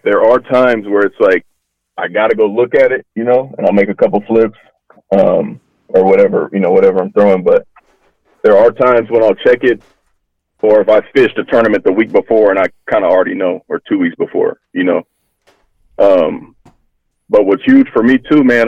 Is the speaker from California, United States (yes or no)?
yes; Hayward, California, United States; also born or lived in Fremont, California; I grew up in Hayward originally. Uh, junior high, we moved to Fremont